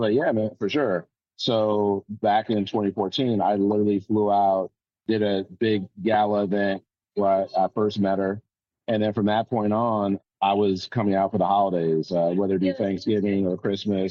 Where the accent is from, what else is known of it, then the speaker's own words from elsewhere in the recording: Euclid, Ohio, United States; moved away; also born or lived in Jacksonville; Originally in Euclid, Greenbrier Commons, which is near Georgetown, really close to Richmond Heights